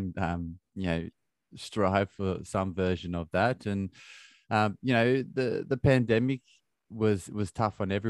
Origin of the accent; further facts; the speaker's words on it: Australia; now in London, United Kingdom; I have a very close relationship with my parents, who live on the other side of the world in Australia, and I'm in London. That's where I grew up in Australia